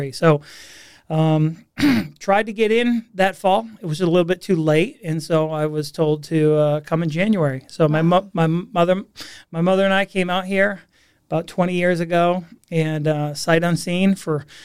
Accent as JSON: {"language": "English", "region": "Massachusetts", "country": "United States", "tie": "born or raised there", "accent": "Boston", "said": "So I grew up uh, right outside Boston, Massachusetts. So uh, a New England native. Um, lost my Boston accent being out here for 20 years or so."}